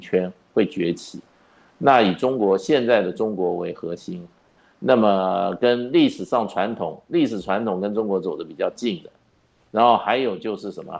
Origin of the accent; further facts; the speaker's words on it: Taiwan; 那我们台湾处在什么一个位置